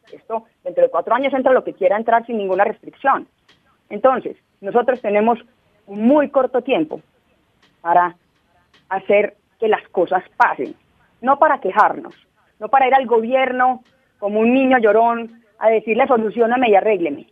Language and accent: Spanish; Colombia; somos miles de campesinos en Colombia